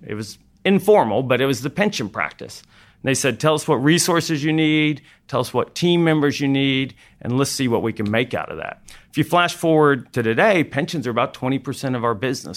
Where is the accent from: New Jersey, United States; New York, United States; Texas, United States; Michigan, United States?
Texas, United States; Fort Worth; also born or lived in Austin; I decided I wanted to go back to my hometown, Fort Worth